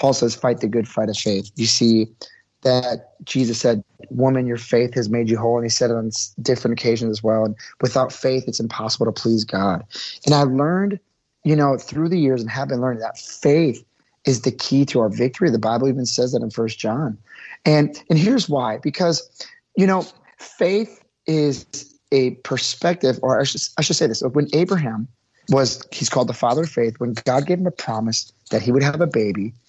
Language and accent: English; Milwaukee, Wisconsin, United States; I grew up in Milwaukee, Wisconsin